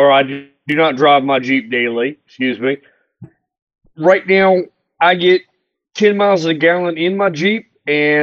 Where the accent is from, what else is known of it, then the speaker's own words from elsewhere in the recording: Charlotte, North Carolina, United States; Charlotte, North Carolina.